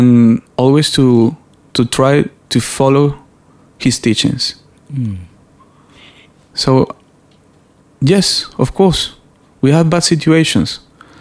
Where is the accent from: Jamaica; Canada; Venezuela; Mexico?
Venezuela; I'm from Venezuela